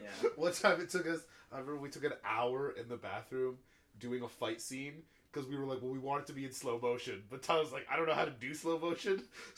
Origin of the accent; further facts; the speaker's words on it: Canada; I want to learn something, may as well be French, I'm Canadian